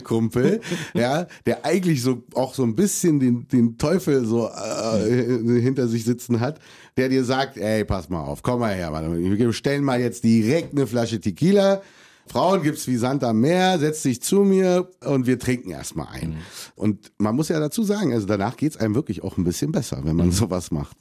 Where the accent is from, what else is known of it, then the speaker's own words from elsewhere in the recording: Germany; ich bin Deutscher, ich liebe Deutschland, das ist mein Heimatland